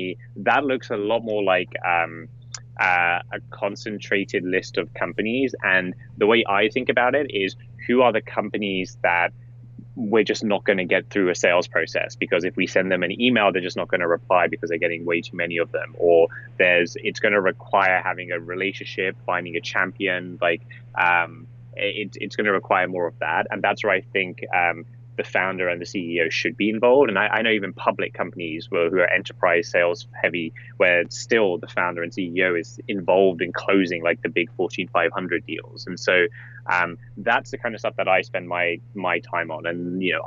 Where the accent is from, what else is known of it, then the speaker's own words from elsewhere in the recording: England, United Kingdom; moved away as an adult; I grew up in England, probably obvious from the way I sound, and I was in college in England